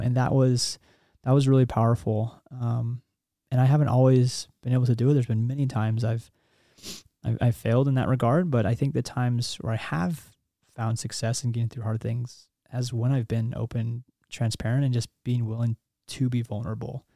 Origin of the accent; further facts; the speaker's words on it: Kansas, United States; moved away as an adult; also born or lived in New York / North Carolina; now in Utah, United States; I grew up in Kansas. Um, my dad was in the Army.